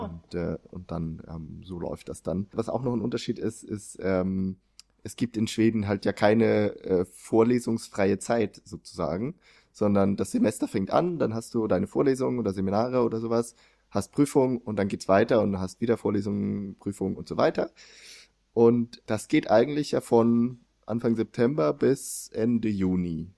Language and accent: German; Germany; moved away; also born or lived in Sweden; ich eben als Deutscher